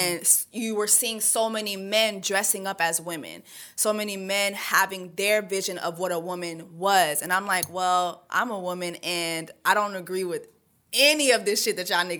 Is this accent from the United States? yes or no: no; Canada; born there; first language French; English is a second language; I was born in Canada. My first language is French. Second language, Creole. Third language is English.